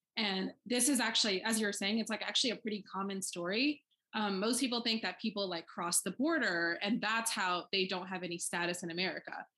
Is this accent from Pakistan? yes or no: yes; Pakistan; now in United States; I am an immigrant. Like I was born in Pakistan, so that's still very important to me